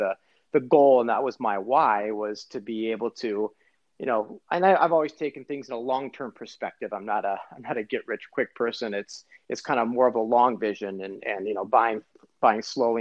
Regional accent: Edina, Minnesota, United States; also born or lived in Philadelphia, Pennsylvania; I grew up in Edina, graduated from Breck High School

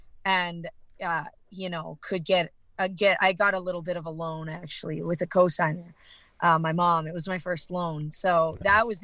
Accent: British Columbia, Canada; accent: Canadian; moved away as an adult; now in Texas, United States; So I'm from Canada. Okay. I was in BC all my life, but I've recently moved to Texas.

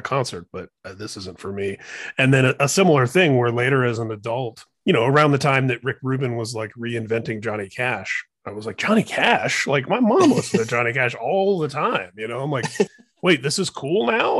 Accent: Indiana, United States; I grew up in Indiana

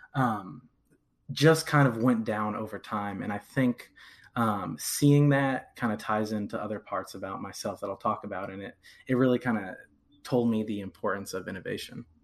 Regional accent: Rochester, New York, United States; now in Lexington, United States; I'm originally from Rochester, New York, way upstate

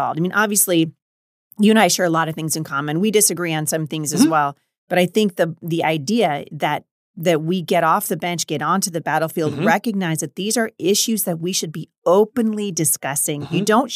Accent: Portland, Oregon, United States; I'm from Oregon. I grew up in Portland.

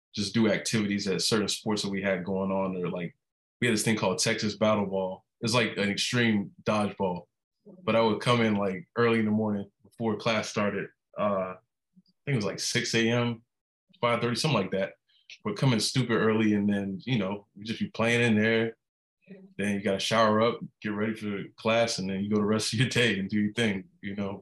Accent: Miami, Florida, United States; also born or lived in Atlanta, Georgia; I'm from Miami, Florida, 28

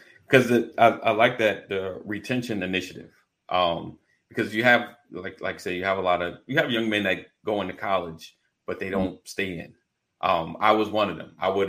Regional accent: New York, United States; moved away as an adult; also born or lived in South Carolina; Because I was in South Carolina. I went to South Carolina State University. But I'm from New York.

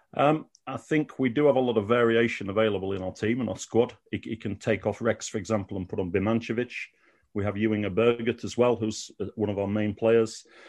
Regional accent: Sheffield, Yorkshire and the Humber, United Kingdom; moved away as an adult; now in Malmö, Sweden; I grew up in Sheffield

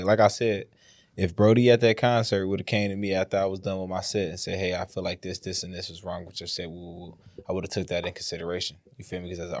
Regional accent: Detroit, Michigan, United States; I'm from Detroit, bro.

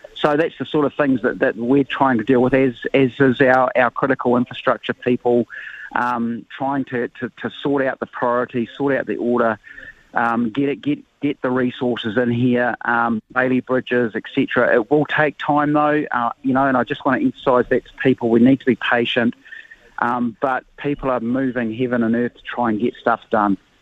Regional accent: Hawke's Bay, New Zealand; I'm from Hawke's Bay like yourself

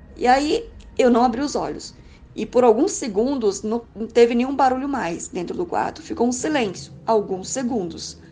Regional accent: Goiânia, Goiás, Brazil; sou de Goiânia, Goiás

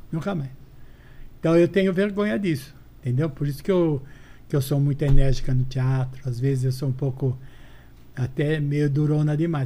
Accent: São Paulo, Brazil; accent: Brás; also born or lived in São José do Rio Preto; Uma, uma mulher nascida no Braz. É. Se eu tiver o sotaque, eu tenho o sotaque do Braz

